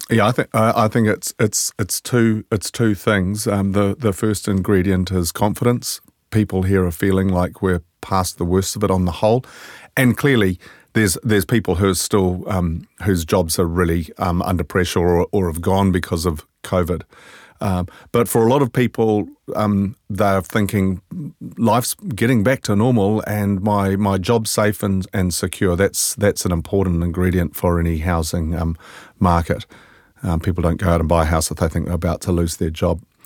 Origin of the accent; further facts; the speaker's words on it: Scotland, United Kingdom; now in New Zealand; I'm Scottish